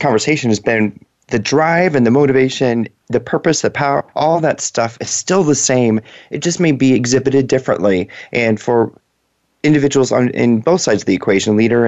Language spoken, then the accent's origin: English; Seattle, Washington, United States; moved away; That's where I grew up in Western Washington